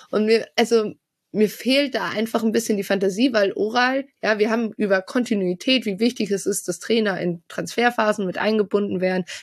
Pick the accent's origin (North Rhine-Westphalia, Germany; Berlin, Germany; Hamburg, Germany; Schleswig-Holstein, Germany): North Rhine-Westphalia, Germany; Bielefeld; wir als Bielefelder sagen ja Frank Kramer, Uli Forte